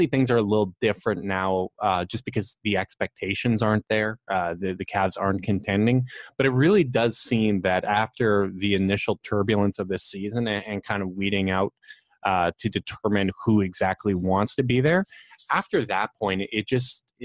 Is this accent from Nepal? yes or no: no; Canada; I'm the Canadian